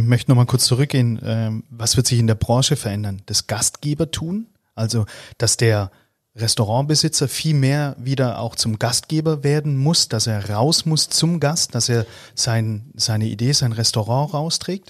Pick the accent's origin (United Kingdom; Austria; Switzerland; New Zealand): Austria; als Österreicher